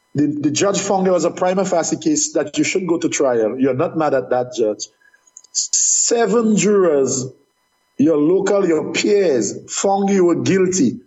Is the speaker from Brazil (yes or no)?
no; Dominica; moved away as an adult; I was born in Dominica. I, I paid taxes in Dominica, and I worked in Dominica